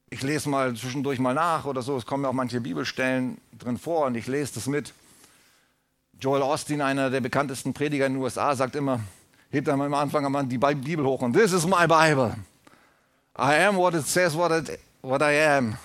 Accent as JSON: {"language": "German", "country": "Germany", "said": "als Deutsche, als deutsches Volk"}